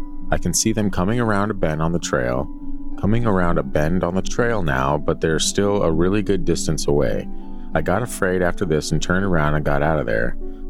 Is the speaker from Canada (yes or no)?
yes; Alberta, Canada; I was near the Rocky Mountains. I'm from Alberta, by the way.